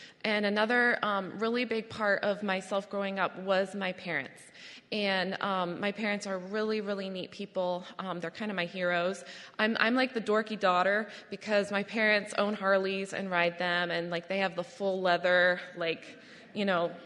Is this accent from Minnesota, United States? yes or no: no; Adirondack Park, upstate New York, United States; I grew up in the Adirondack Park, which is in upstate New York